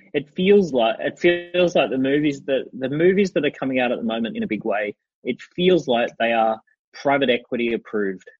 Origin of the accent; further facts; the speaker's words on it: Sunshine Coast, Queensland, Australia; I grew up on the Sunshine Coast